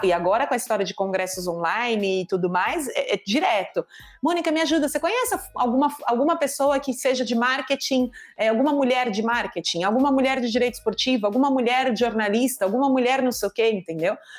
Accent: Brazil; sou brasileira

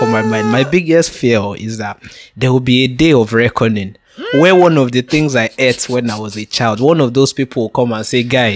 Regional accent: Nigeria; I'm Nigerian.

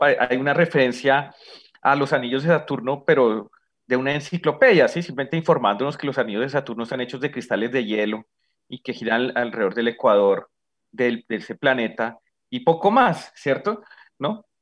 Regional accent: Bogotá, Colombia; como bogotano

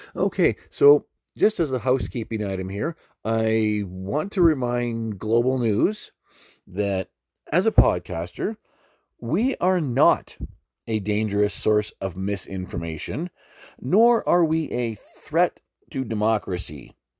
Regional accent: Alberta, Canada; moved away as an adult; having been born and raised in Alberta

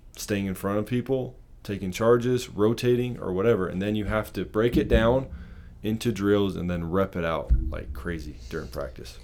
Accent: Provo, Utah, United States; I grew up in Provo, Utah

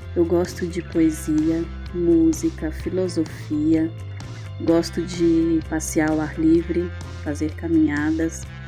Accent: Santos, São Paulo, Brazil; Sou santista de nascimento

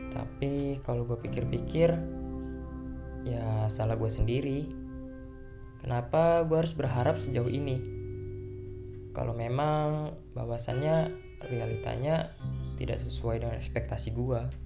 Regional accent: Bandar Lampung, Lampung, Indonesia; lahir di Bandar Lampung, 11 Maret 2003

